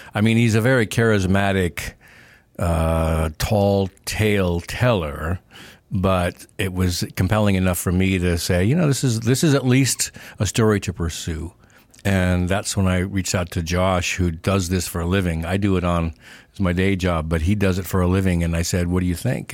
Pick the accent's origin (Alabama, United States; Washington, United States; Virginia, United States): Washington, United States; Yakima; also born or lived in Seattle, Washington; I grew up in Yakima, Washington, a little town on the eastern side